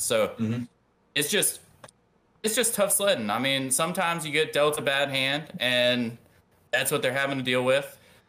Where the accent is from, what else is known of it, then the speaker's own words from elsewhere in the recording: New Orleans, Louisiana, United States; I was born in New Orleans.